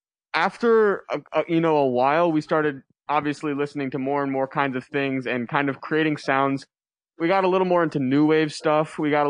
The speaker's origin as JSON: {"language": "English", "town": "Columbia", "region": "Missouri", "country": "United States", "said": "Yes, we're all from Columbia. We play in Columbia. We're all in Columbia, Missouri."}